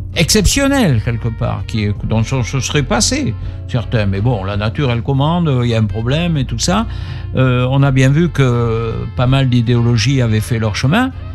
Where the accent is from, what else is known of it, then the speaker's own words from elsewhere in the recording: Bordeaux, Nouvelle-Aquitaine, France; Je suis un Bordelais, je suis né rue Jacques